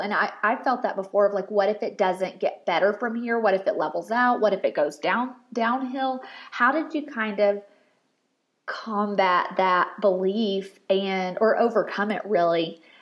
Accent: Murfreesboro, Tennessee, United States; I'm from Murfreesboro

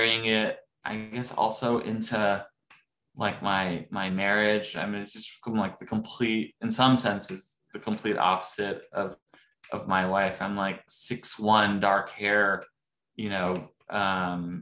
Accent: United States; also born or lived in Morocco / France; growing up here

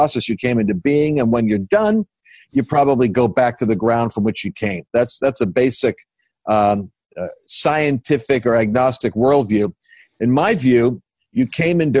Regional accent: Oyster Bay, New York, United States; accent: New Yorker; I grew up born in Oyster Bay, Long Island. So I'm New Yorker by accent if I'm under pressure

